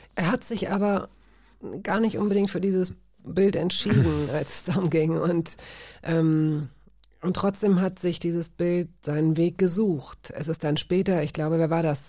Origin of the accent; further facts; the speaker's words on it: Hanover, Lower Saxony, Germany; ich fand es gut, da aufzuwachsen